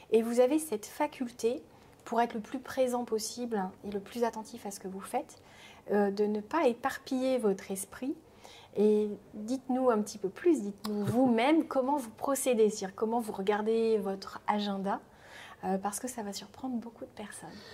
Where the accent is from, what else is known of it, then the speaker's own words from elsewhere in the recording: Rennes, Brittany, France; je suis rennaise, hein, très attachée à la Bretagne